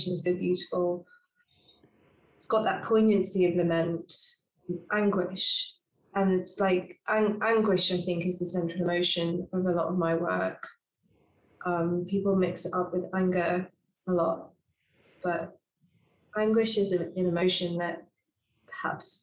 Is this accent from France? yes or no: no; England, United Kingdom; I am more comfortable in my home country of England than I probably am in other places where I didn't grow up